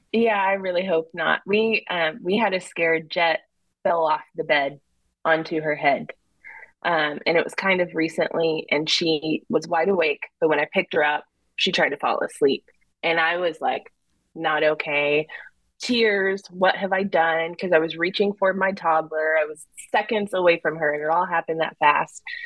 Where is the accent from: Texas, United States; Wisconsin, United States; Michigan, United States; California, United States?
Texas, United States; also born or lived in New Jersey; I was born in Jersey. My dad does live in New York, but I was raised in Texas